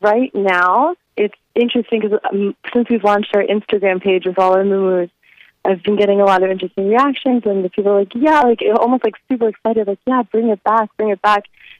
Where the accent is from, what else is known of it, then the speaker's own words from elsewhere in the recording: Hawaii, United States; I think after we became a state, we were all so excited. We were kind of getting caught up in being so American. And there was this huge decline in our local identity in Hawaii.